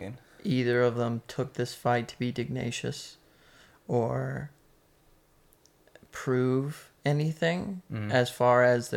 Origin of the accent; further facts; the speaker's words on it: North Carolina, United States; accent: southern; we're from North Carolina. As East Coast as East Coast can get, probably.